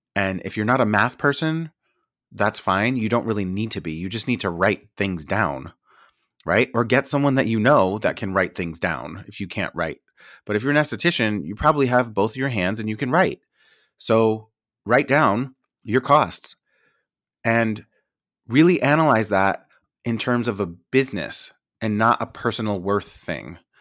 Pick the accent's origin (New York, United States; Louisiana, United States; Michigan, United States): New York, United States; I'm from New York.